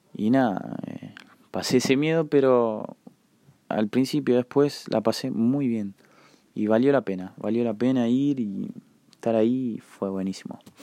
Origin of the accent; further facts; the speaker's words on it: La Plata, Buenos Aires Province, Argentina; soy de La Plata